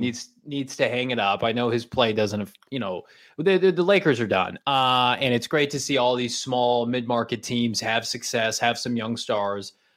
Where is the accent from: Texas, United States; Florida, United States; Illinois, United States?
Illinois, United States; now in Phoenix, United States; I'm from Illinois, so lotta my family, my cousin Dylan, they're big Chicago Bulls fans